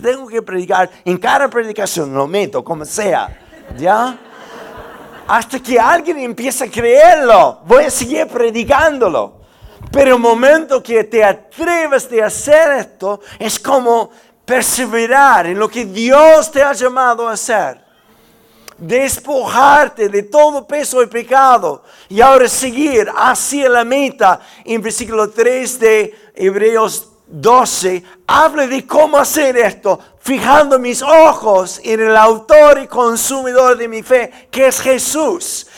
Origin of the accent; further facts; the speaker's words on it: United States; Spanish is a second language; moved away as an adult; now in Santiago, Chile; soy gringo